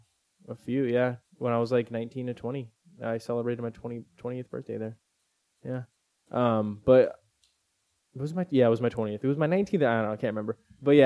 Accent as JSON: {"language": "English", "region": "California", "country": "United States", "tie": "born or raised there", "said": "Because we're all born and raised in California."}